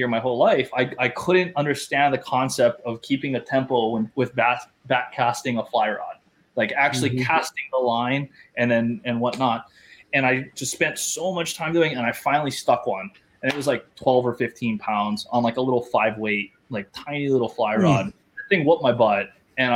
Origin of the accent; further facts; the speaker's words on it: Hawaii, United States; moved away; also born or lived in Los Angeles, California; the culture is different in California versus where I grew up in Hawaii.